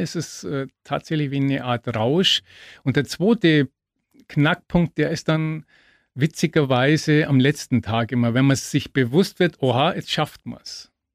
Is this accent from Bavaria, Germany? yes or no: yes; Augsburg, Bavaria, Germany; bis nach Augsburg in meine Heimat